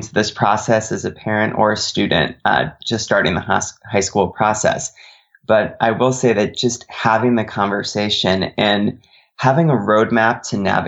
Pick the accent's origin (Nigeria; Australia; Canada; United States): United States; Connecticut; I grew up in Connecticut